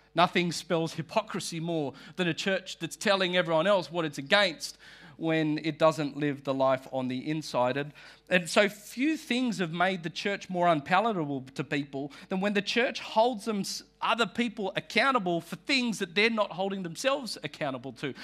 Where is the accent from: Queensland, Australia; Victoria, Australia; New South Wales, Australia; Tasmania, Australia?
New South Wales, Australia; North Shore; I am from the North Shore